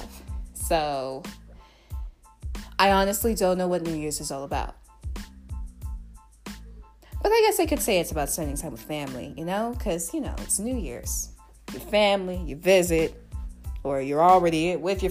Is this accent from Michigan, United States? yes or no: no; New York City, New York, United States; I'm a New Yorker.